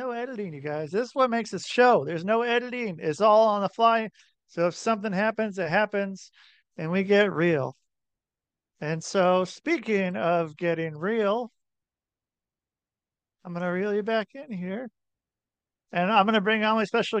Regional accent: near Portland, Oregon, United States; I grew up in near Portland, Oregon

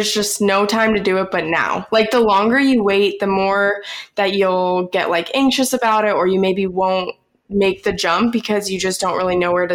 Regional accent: Georgia, United States; Brooke and I grew up in Georgia together

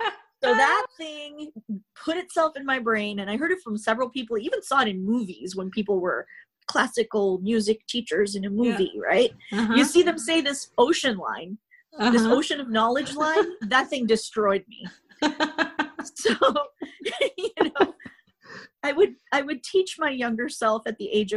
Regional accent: Canada; I'm Canadian. I'm a progressive Canadian

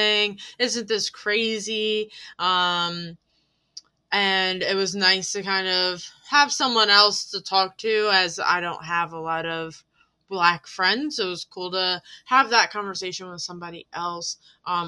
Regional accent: Voorhees, New Jersey, United States; I grew up here in Voorhees.

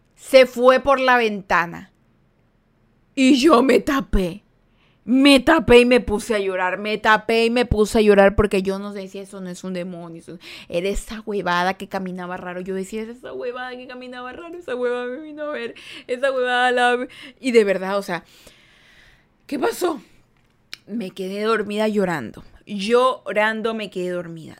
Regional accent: Guayaquil, Guayas, Ecuador; now in United States; Yo soy el sur de Guayaquil

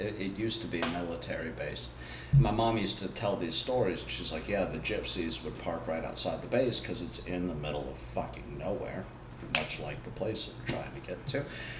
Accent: South East England, United Kingdom; born there; I was born in Oxfordshire.

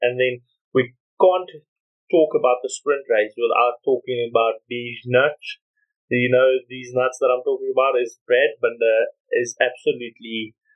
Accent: South Africa; as South African fans

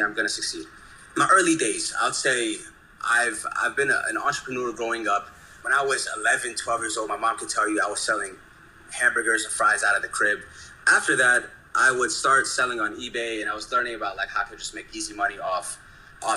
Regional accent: the DMV area, Northern Virginia, United States; I'm from Northern Virginia, the DMV area. I'm an Ethiopian-American that's very tech-enhanced. Raised in the DMV

